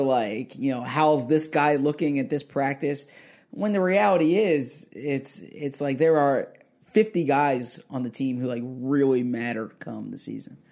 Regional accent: Philadelphia, Pennsylvania, United States; moved away as an adult; also born or lived in Washington / Scottsdale; I got to move back to Philadelphia, my hometown.

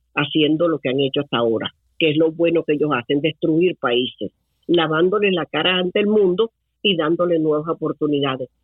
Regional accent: Venezuela; moved away as an adult; now in Tampa Bay area, United States; Yo perdí mi país

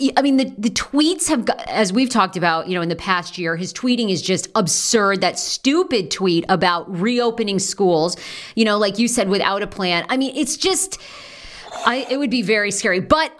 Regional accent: Maine, United States; moved away; I'm originally from Maine.

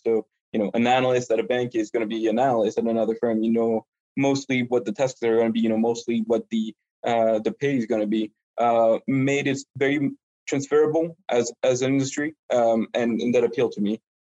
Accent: France; English is a second language; moved away as an adult; also born or lived in Montreal, Canada / Paris, France / London, United Kingdom; now in New York, United States; I'm just a regular Frenchman who happens to um, speak a bit of English.

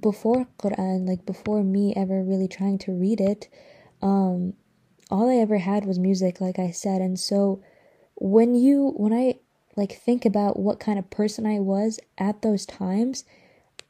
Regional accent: Atlanta, Georgia, United States; also born or lived in Iraq; So, I was raised in Atlanta because I moved here. When did I move here? When I was like 4 or 5

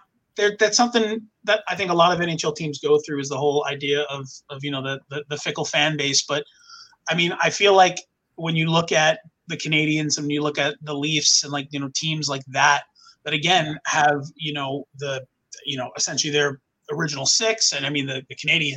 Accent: Long Island, New York, United States; now in Orlando, United States; You know, I grew up in New York, from Long Island, and you know, that was never a problem

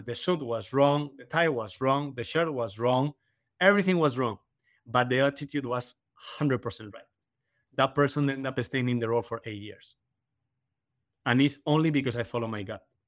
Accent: Madrid, Community of Madrid, Spain; moved away as an adult; also born or lived in Canada / Caribbean / Miami Beach; now in United Kingdom; in Madrid, I was in my hometown

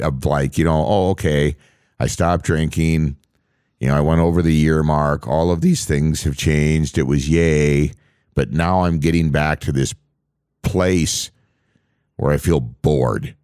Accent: on the Canadian border, Upper Midwest, United States; where I grew up on the Canadian border.

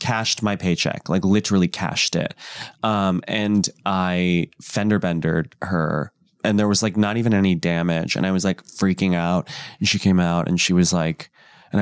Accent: Midwest, United States; also born or lived in New York; now in Los Angeles, United States; I grew up in the Midwest, a suburbanite

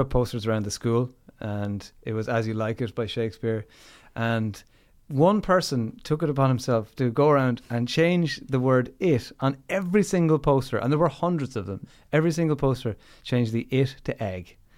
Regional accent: Limerick, Munster, Ireland; Limerick City, kid

